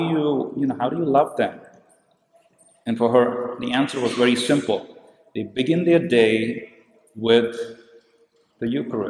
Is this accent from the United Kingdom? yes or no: no; India; I come from India